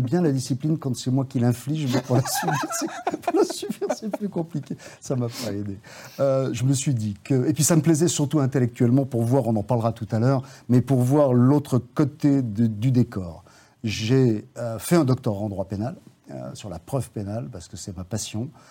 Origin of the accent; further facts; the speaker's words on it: Saint-Étienne, Auvergne-Rhône-Alpes, France; moved away as an adult; also born or lived in Mauriac, Cantal / Lyon; j'ai grandi à Saint-Étienne, je l'ai quitté, en fait, euh, pour commencer mes études de droit à Lyon.